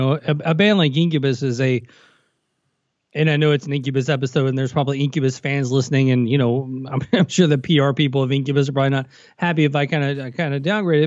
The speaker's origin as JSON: {"language": "English", "region": "Tennessee", "country": "United States", "tie": "born or raised there", "said": "I grew up in Tennessee"}